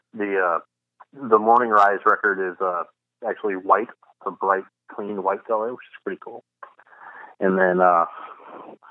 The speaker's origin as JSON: {"language": "English", "town": "St. Louis", "region": "Missouri", "country": "United States", "tie": "born or raised there", "moved": "yes", "said": "my hometown of St. Louis"}